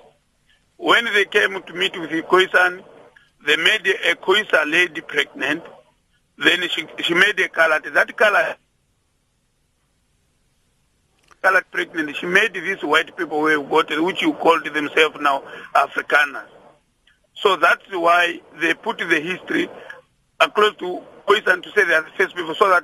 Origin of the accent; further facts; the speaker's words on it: Angola; now in Durban, South Africa; I was born in Angola, actually.